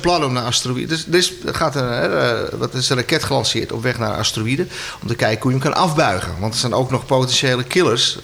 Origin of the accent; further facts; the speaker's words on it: Amsterdam, North Holland, Netherlands; moved away as an adult; now in near Edam, Netherlands; ik ben geboren en getogen Amsterdammer. Dus ik ben echt een stadsjongen.